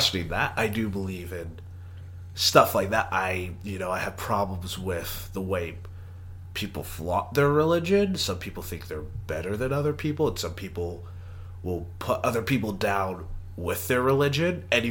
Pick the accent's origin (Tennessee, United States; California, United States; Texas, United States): Texas, United States; I am from Texas